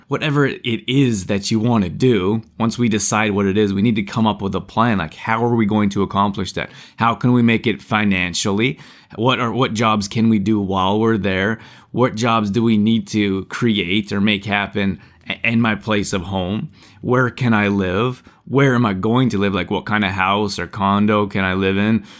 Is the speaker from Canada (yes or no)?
yes; Canada; moved away; growing up in Canada, it's cold